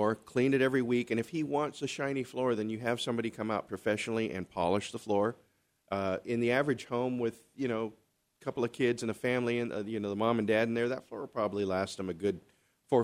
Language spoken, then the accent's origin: English; Southern California, United States; now in Arizona, United States; I grew up, born and raised in Southern California, going to Chavez Ravine